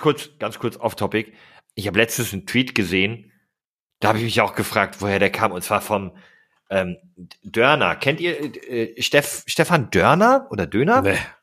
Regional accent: Steinfurt, North Rhine-Westphalia, Germany; now in Hamburg, Germany; ich komme aus Wilmsberg. Dort bin ich aufgewachsen. Das ist ein Stadtteil des, des kleinen Ortes Borghorst, der zusammen mit Burg Steinfurt Steinfurt ergibt

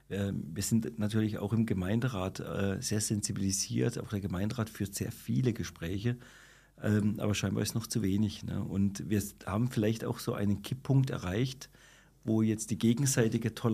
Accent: Freiburg, Baden-Württemberg, Germany; Ich komme aus dem Mooswald und äh, wir waren auch im Seepark

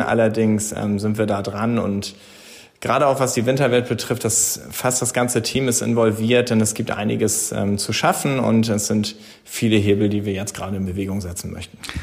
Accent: Brunsbüttel, Schleswig-Holstein, Germany; ich bin gebürtiger Brunsbüttler und bin verwurzelt mit dieser Region

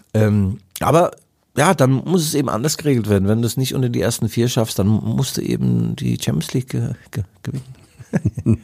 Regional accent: Mainz, Rhineland-Palatinate, Germany; accent: Mainzerisch; moved away; Mainzerich zu reden

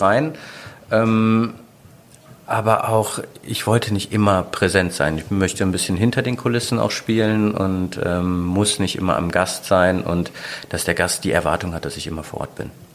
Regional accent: Mönchengladbach, North Rhine-Westphalia, Germany; moved away as an adult; also born or lived in Aachen / Düsseldorf; now in Sylt, Germany; gebürtiger Aachener, aufgewachsen bin ich aber eigentlich in Mönchengladbach, dann nach Düsseldorf gekommen

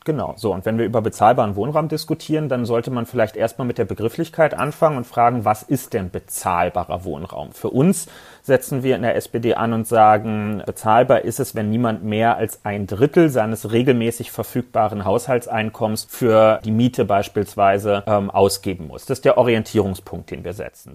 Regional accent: Berlin, Germany; Ich persönlich als Berliner wollte auch noch nie im Prenzlauer Berg leben, will das auch in Zukunft nicht. Nicht nur, weil das nicht mein Wahlkreis ist, sondern weil ich echt überzeugtes Stadtrandkind bin.

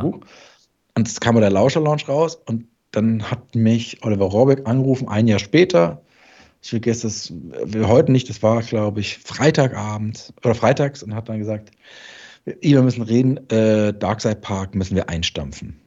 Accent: Darmstadt, Hesse, Germany; bei uns in Darmstadt

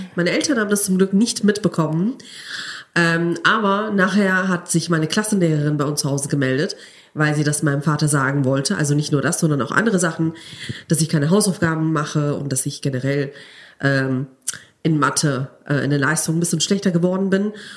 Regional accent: Cologne, North Rhine-Westphalia, Germany; moved away as an adult; now in Gelsenkirchen, Germany; Ich bin Kölnerin, ich bin in Köln geboren und aufgewachsen. Ich habe mein ganzes Leben in Köln verbracht.

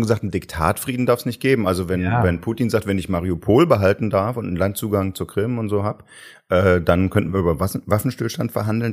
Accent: Saxony, Germany; Ich bin ja selbst aus Sachsen

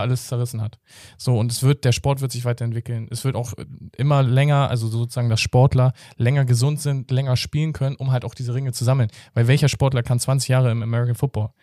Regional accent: Hamburg, Germany; ich bin auch im Hamburger Osten so aufgewachsen

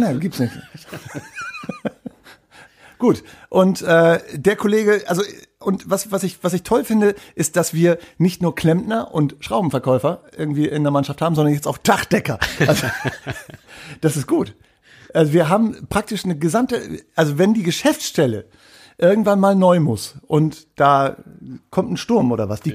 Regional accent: East Frisia, Wittmund district, Lower Saxony, Germany; da, wo ich herkomme, kommt nämlich auch Healing Hans her

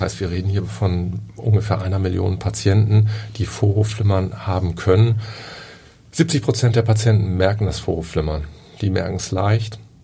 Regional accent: Oldenburg, Lower Saxony, Germany; now in Hamburg, Germany; Ich bin in Oldenburg aufgewachsen

